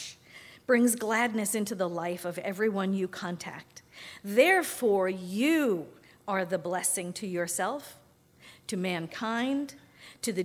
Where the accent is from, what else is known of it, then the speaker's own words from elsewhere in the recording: New York, United States; first language English; I grew up in New York. I spoke English